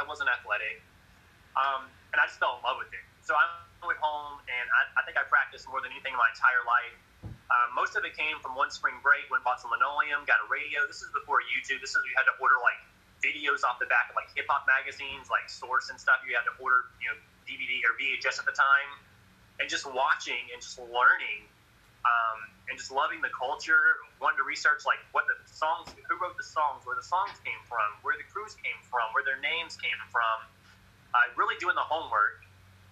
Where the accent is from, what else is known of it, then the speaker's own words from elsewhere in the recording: Memphis, Tennessee, United States; also born or lived in Murfreesboro, Tennessee; I grew up in Memphis, Tennessee.